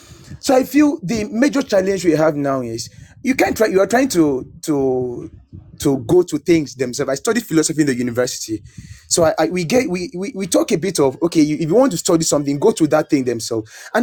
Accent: Akwa Ibom, Nigeria; English is a second language; now in Lagos, Nigeria; I'm from Akwa Ibom State

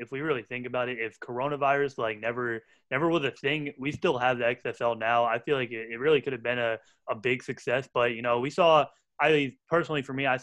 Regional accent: New Jersey, United States; we're from Central Jersey, so Rutgers about like 40 minutes from here

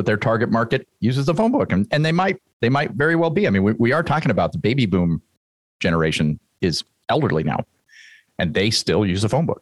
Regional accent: San Jose, California, United States; moved away; I grew up in San Jose, California, mm-hmm. Bay Area

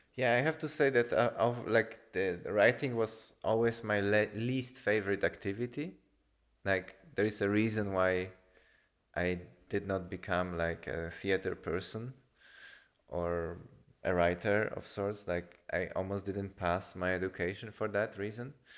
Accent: Poland; I come from Poland

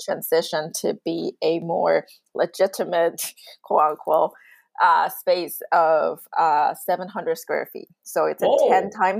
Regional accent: Taiwan; now in Vancouver, Canada; I was born in Taiwan, so drinking tea is my thing

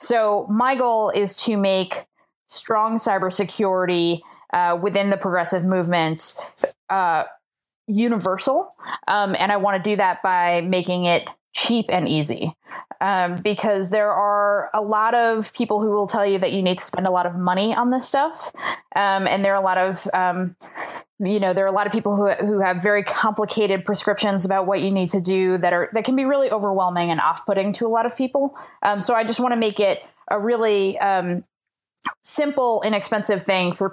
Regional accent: Boston, Massachusetts, United States; moved away as an adult; also born or lived in Chicago / South Dakota; I'm originally from Boston

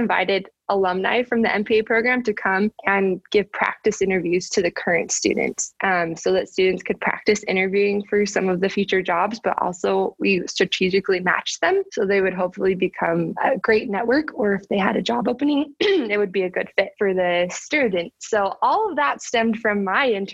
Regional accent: Utah, United States; I was from Utah

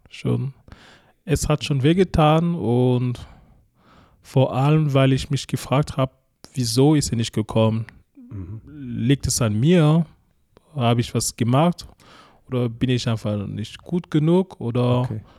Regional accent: Cameroon; German is a second language; moved away as an adult; now in Ulm, Germany; Ursprünglich also komme ich aus Kamerun

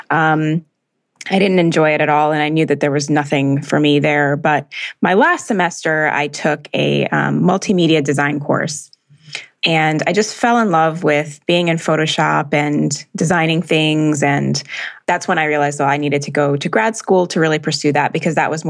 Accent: Jamaica; born there; my whole family's from Jamaica, and I was born in Jamaica.

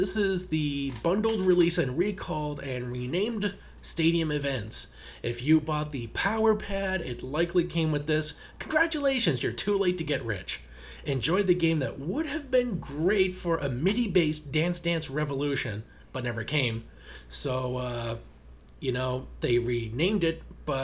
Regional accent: Canada; you can't really play this level as a Canadian without thinking of the ….

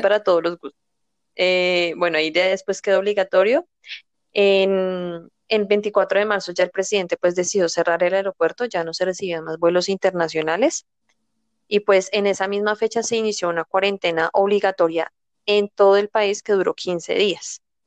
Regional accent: Colombia; también soy colombiana

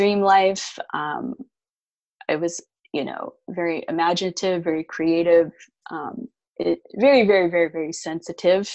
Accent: Canada; also born or lived in Alberta, Canada / Winnipeg, Manitoba, Canada / West Coast, North America; I grew up, well, in Canada. I was born in Alberta, and I lived in Manitoba for a time.

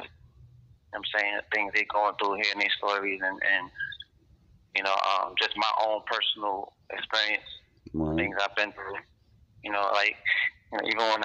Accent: New York, United States; From New York. New York, Harlem.

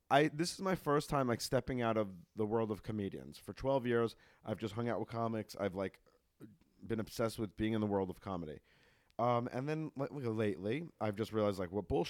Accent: New York, United States; moved away; I'm from New York

